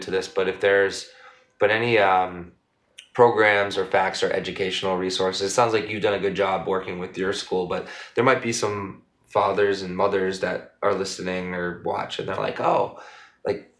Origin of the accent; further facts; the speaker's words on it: Methuen, Massachusetts, United States; also born or lived in Los Angeles; I'm from Methuen, my wife's from Lawrence.